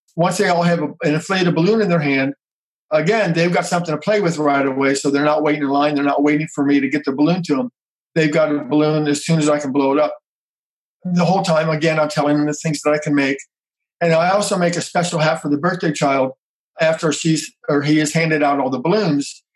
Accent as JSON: {"language": "English", "town": "Cincinnati", "region": "Ohio", "country": "United States", "tie": "born or raised there", "moved": "yes", "lives_now": "Atlanta, United States", "said": "I was born in Cincinnati, Ohio, which is uh, north of where I am now. And our whole family was involved in the theater local community theaters."}